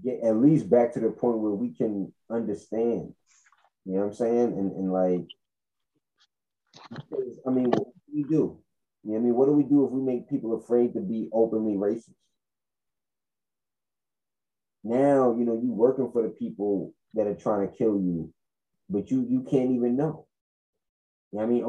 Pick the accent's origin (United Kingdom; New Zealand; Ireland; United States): United States; I'm an American